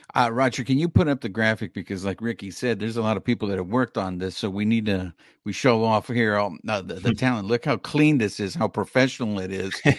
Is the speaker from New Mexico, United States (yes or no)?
no; Orange County, California, United States; also born or lived in Koreatown, Los Angeles; I was raised in Orange County